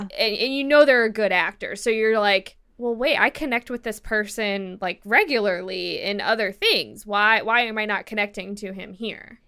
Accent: Midwest, United States; now in California, United States; I'm a terrible American. I come from the Midwest

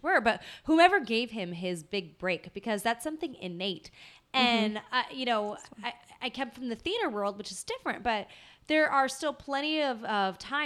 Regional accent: Southern California, United States; growing up in Southern California

